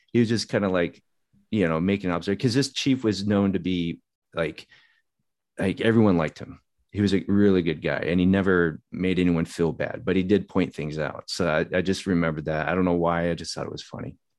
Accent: Upland, California, United States; moved away as an adult; also born or lived in Hawaii; I went to high school in Southern California

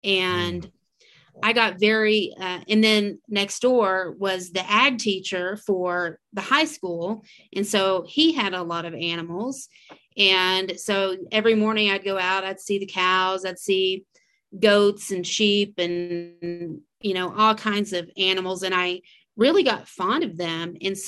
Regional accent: Texas, United States; I quit beef. That almost eliminates me as a Texan

